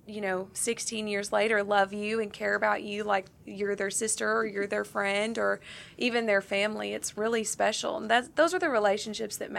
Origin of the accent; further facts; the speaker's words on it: Stuttgart, Arkansas, United States; Growing up in rural Arkansas, I'm from Stuttgart originally